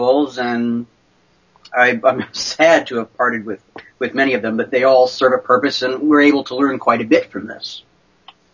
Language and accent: English; Oregon coast, United States; I was raised on the Oregon coast here. I'm an Oregon native